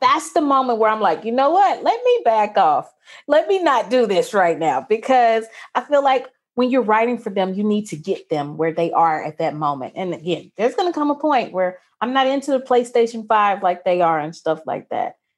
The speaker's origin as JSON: {"language": "English", "region": "Mississippi", "country": "United States", "tie": "born or raised there", "said": "I was going to a mostly white, upper-class, private Christian school in conservative Mississippi"}